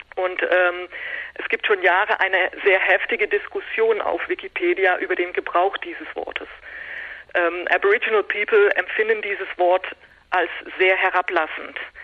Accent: Netherlands; Ich bin selber Niederländerin

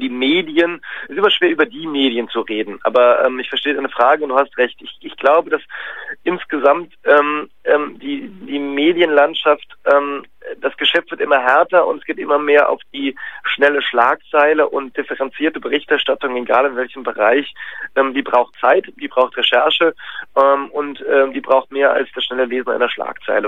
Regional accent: Cologne, North Rhine-Westphalia, Germany; Ich bin selber gebürtiger Kölner

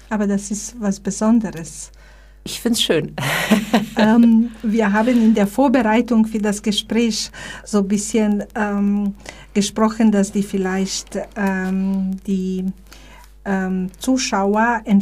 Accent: Bosnia & Herzegovina; now in Germany; ich bin hier aus Bosnien als Flüchtling gekommen, 1992, da war so eine ähm, äh, Hilfsbereitschaft in Deutschland da.

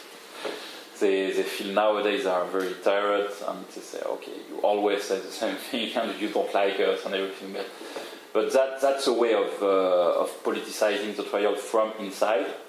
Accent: Paris, Île-de-France, France; I'm from Paris

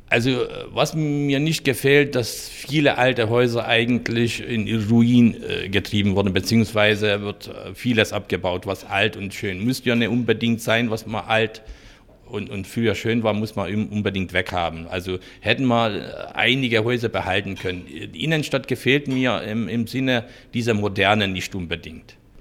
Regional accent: Hungary; German is a second language; moved away as an adult; also born or lived in Dunakeszi, Hungary; now in Chemnitz, Germany; Ich bin in Ungarn geboren, äh, fast in der Pusta, ganz weit oben, jetzigen ukrainische, rumänische Ecke.

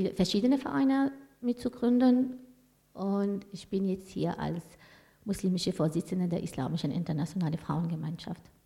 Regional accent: Tunisia; moved away as an adult; now in Karlsruhe, Germany; Ich komme ursprünglich aus Tunesien. Ich bin als Studentin hergekommen

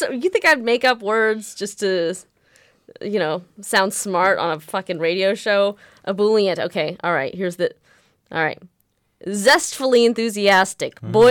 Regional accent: United States; I'm American, and even I got annoyed

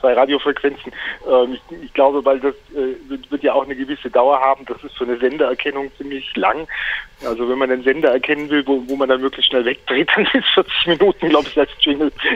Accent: Heidenheim, Baden-Württemberg, Germany; moved away; Ich bin gerade im wunderschönen Heidenheim auf der Schwäbischen Alb. Das ist mein Geburtsort

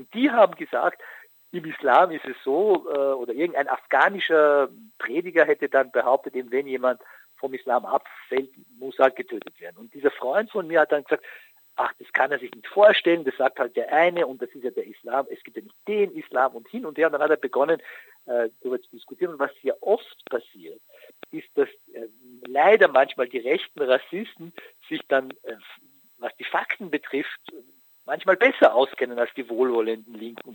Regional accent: Austria; bei uns in Österreich

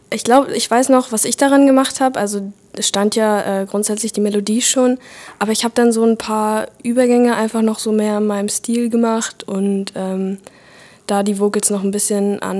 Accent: Frankfurt, Hesse, Germany; also born or lived in Berlin; Ich, wir sind nach Berlin gezogen, äh, als ich zwei war oder so. Aber ich bin in Frankfurt geboren und wir sind dann zurückgekommen, ähm, als ich in der vierten Klasse war.

